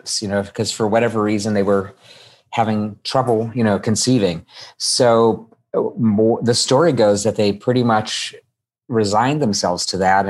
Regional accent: Midwest, United States; moved away; I came from the Midwest

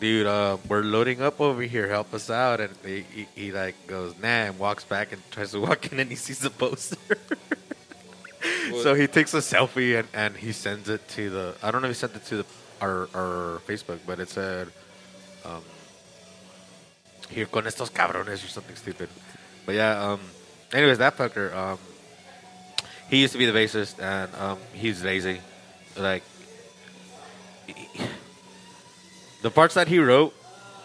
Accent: United States; I'm American

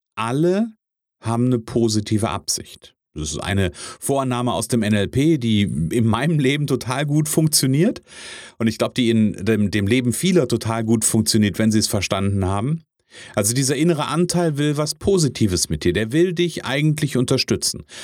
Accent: Kassel, Hesse, Germany; ich bin ja aus der Kasseler Region

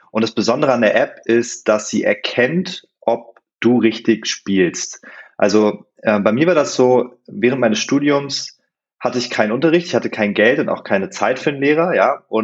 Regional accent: Hannover, Lower Saxony, Germany; Ich bin aufgewachsen in Hannover und mit sechs Jahren habe ich das Klavierspielen für mich entdeckt.

